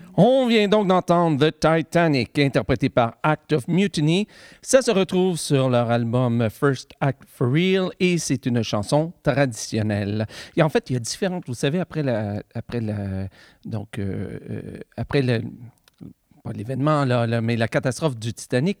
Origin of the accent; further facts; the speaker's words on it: the Gatineau, Quebec, Canada; la Gatineau, ben, ça, c'est mon coin de pays, c'est là que j'ai grandi